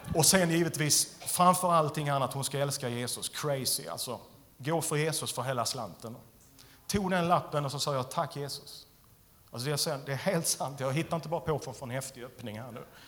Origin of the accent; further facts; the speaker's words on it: Skåne, Sweden; jag är skåning